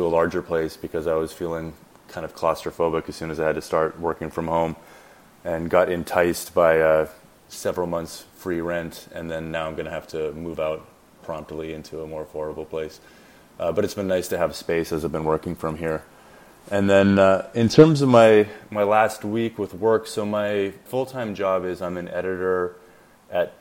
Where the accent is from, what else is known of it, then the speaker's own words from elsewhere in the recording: La Ronge, Saskatchewan, Canada; moved away; also born or lived in Toronto; I was born in Saskatchewan, Canada, in a little town called LaRange, which is like fairly north in the province.